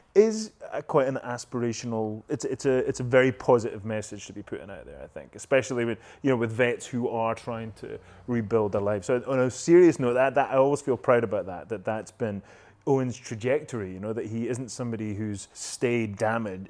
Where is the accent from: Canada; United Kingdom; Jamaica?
United Kingdom; Scotland; accent: Scottish; moved away; my Scottish accent